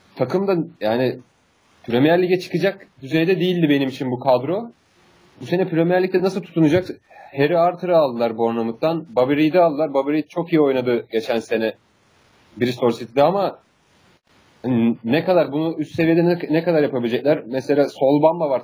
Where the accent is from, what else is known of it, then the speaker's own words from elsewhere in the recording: Turkey; Biz Türk'üz ya.